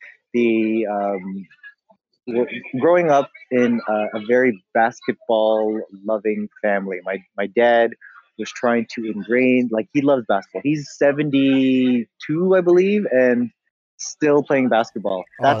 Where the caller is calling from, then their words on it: Akron, Ohio, United States; I am calling you from Akron, Ohio.